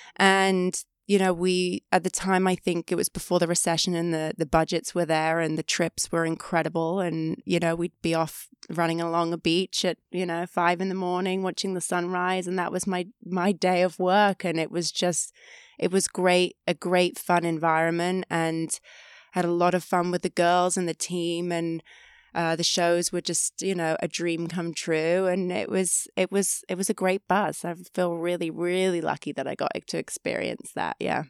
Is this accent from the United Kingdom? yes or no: yes; five hours from London, England, United Kingdom; moved away as an adult; growing up, I was five hours from London